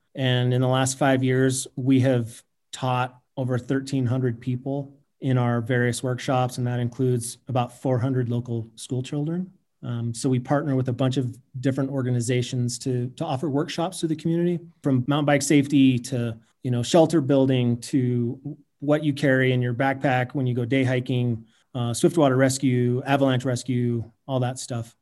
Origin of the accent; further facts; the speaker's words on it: Salt Lake City, Utah, United States; moved away as an adult; now in Jackson Hole, United States; I grew up in Salt Lake City